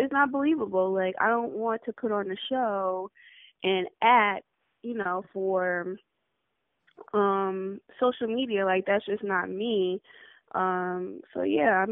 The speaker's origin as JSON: {"language": "English", "town": "New Haven", "region": "Connecticut", "country": "United States", "moved": "as an adult", "lives_now": "Houston, United States", "said": "I'm originally from New Haven, Connecticut"}